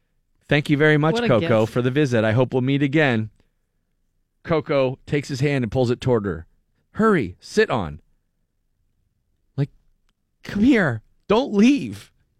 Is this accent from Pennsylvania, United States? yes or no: yes; Erie, Pennsylvania, United States; now in Pittsburgh, United States; I grew up in Erie